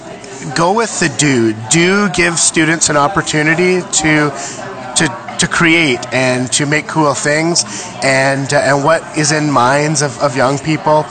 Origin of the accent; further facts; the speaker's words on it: Geraldton, Ontario, Canada; I am an educator from Geraldton, Ontario, up in beautiful northwestern Ontario.